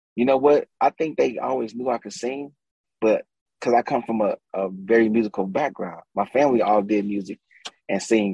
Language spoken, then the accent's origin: English; St. Louis, Missouri, United States; born and raised from the St. Louis on the west side